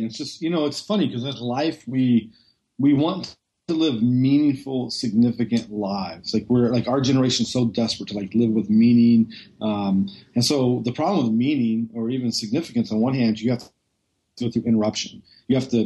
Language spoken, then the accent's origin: English; just outside of Oakland, Northern California, United States; I grew up in Northern California, just outside of Oakland